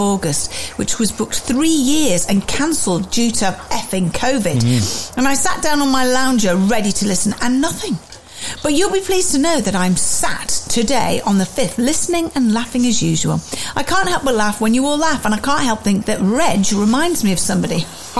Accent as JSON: {"language": "English", "region": "South East England", "country": "United Kingdom", "said": "I'm from Buckinghamshire."}